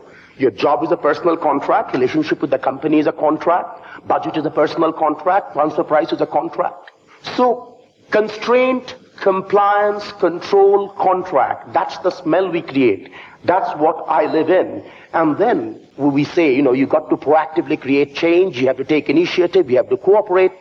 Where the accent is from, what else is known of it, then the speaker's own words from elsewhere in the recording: Kolkata, West Bengal, India; also born or lived in Fontainebleau, France; now in London, United Kingdom; I come from India, from the eastern part of India. My hometown is the city of Calcutta.